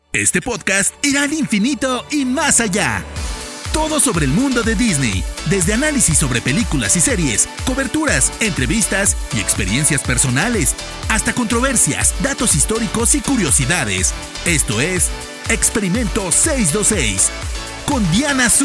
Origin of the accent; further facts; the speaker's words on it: Mexico; yo siendo mexicana